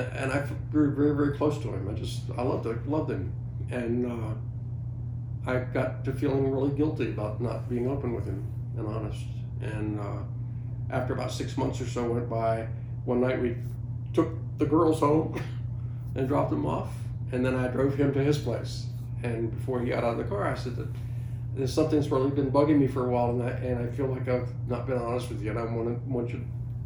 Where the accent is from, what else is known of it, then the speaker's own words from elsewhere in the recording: Norfolk, Virginia, United States; I grew up in Norfolk